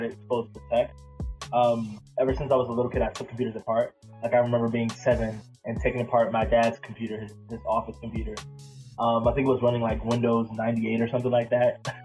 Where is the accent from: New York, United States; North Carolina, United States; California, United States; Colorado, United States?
North Carolina, United States; Pollocksville; also born or lived in New Bern, North Carolina / Durham, North Carolina; the town that I actually grew up in for a really big portion of my life is called Pollocksville.